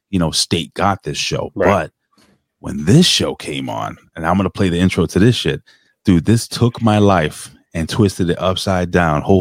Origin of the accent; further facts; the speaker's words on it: Connecticut, United States; Uh, I am from Connecticut.